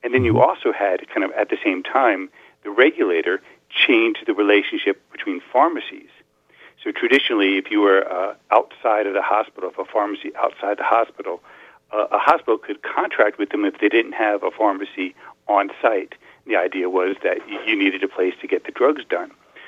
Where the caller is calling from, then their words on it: Falls Church, Virginia, United States; I'm calling you from Falls Church, Virginia.